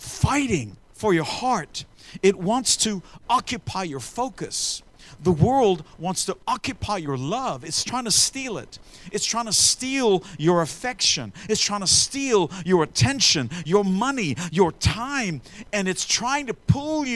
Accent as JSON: {"language": "English", "country": "Australia", "tie": "born or raised there", "said": "when I grew up in Australia, some stranger would roll up in a bus, and my aunties back in the day raised us up because my parents were missionaries"}